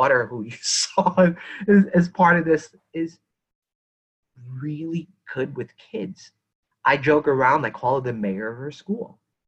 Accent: New York City, New York, United States; I'm a child of Philippine immigrants. My family settling the way that they did in East Flatbush, which is still a predominantly Caribbean neighborhood. Like, we grew up, I was born in Kings County Hospital. I grew up around Jamaican folks in particular.

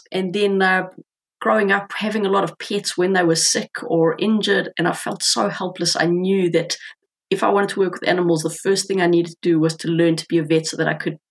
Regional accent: South Africa; moved away as an adult; now in Auckland, New Zealand; I grew up in South Africa. A magnificent land, just so incredible, with an abundance of wildlife, incredible landscapes.

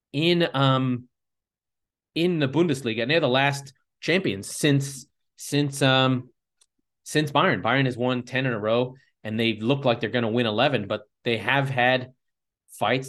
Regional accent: United States

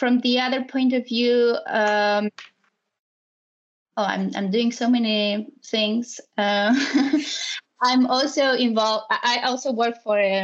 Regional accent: Poland; moved away as an adult; also born or lived in Warsaw; now in Spain; I'm from Poland, and I live in Spain

